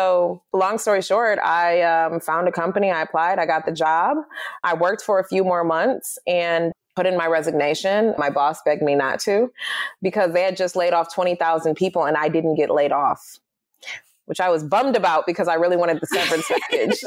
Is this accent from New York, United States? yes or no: no; Detroit, Michigan, United States; I was born and raised in Detroit